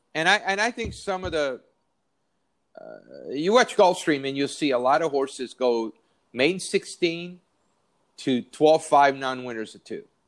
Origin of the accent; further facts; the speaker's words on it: San Diego, California, United States; moved away; I grew up in San Diego. My whole family still lives there